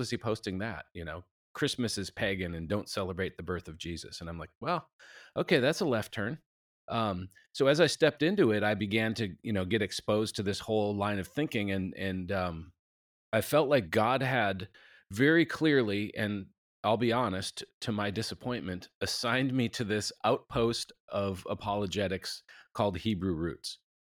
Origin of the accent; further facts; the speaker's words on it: Minneapolis, Minnesota, United States; moved away as an adult; now in Nashville, United States; we live in Nashville, but we're from Minneapolis, we've been down here twenty years